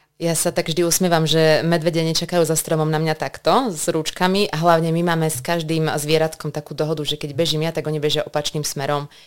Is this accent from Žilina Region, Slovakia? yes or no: no; Banská Bystrica, Banská Bystrica Region, Slovakia; som teda Bystričanka, pracujem vo zvolenie